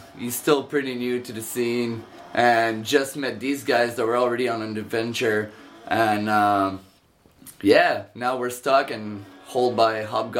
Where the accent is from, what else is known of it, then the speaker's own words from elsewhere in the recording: Laurentides, near Montreal, Quebec, Canada; moved away as an adult; now in Calgary, Canada; I'm a French-Canadian from Laurentide in Montreal, close to Montreal. Moved about 5 years. It's been about 5 years since I moved from Montreal, and living in Calgary now